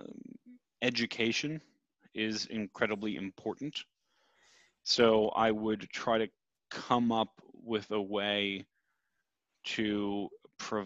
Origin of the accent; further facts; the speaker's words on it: United States; as an American